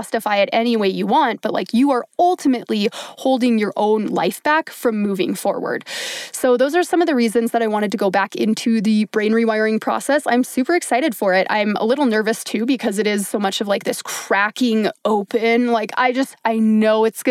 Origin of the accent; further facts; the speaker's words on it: Minnesota, United States; I grew up in Minnesota, the land of 10,000 lakes, where I grew up swimming and being in the lake all the time.